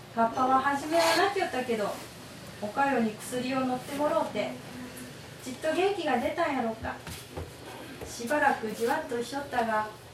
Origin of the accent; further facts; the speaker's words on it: Kunisaki, Oita, Japan; also born or lived in Beppu; 国崎生まれの国崎育ちです